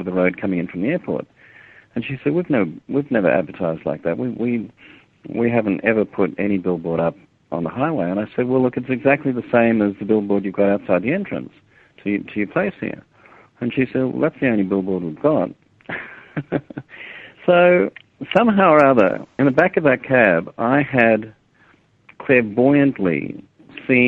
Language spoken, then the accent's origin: English; Australia; I'm a filmmaker from Australia.